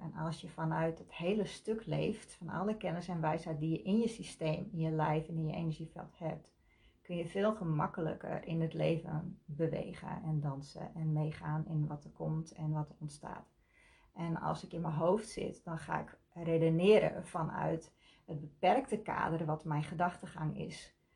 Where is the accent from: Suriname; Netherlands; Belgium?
Netherlands; Leeuwarden, Friesland; Ik kom uit Leeuwarden.